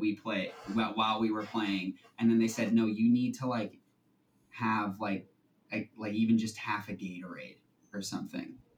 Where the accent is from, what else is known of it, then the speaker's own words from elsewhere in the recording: outside of Boston, Massachusetts, United States; I, am right outside of Boston